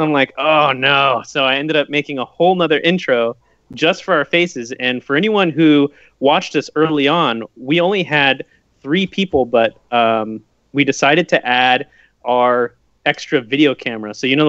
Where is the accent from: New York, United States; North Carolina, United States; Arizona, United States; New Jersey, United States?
Arizona, United States; Phoenix; born there; I was born in Phoenix, Arizona. At the time, my mom was working the ticket counter with me being pregnant.